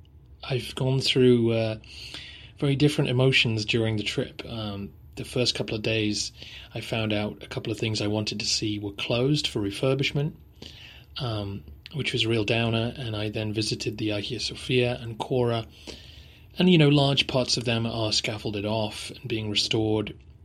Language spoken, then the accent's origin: English; England, United Kingdom; This is partly being English and not being used to the heat